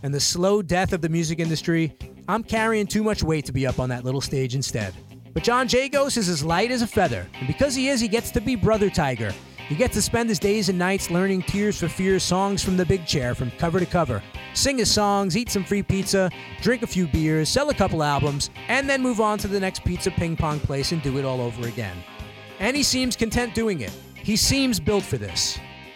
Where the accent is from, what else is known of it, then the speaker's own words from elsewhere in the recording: New York City, New York, United States; from my hometown of Brooklyn